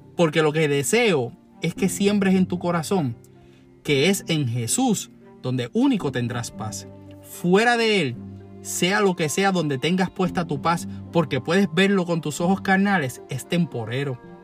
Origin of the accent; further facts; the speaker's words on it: Puerto Rico; nos hace famosos como puertorriqueños